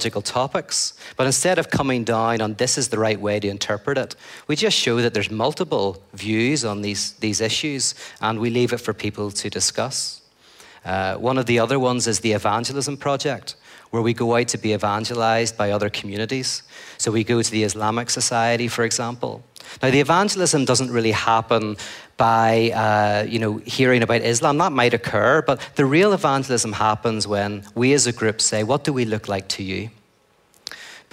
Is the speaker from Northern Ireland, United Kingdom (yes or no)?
yes; Northern Ireland, United Kingdom; I come from Northern Ireland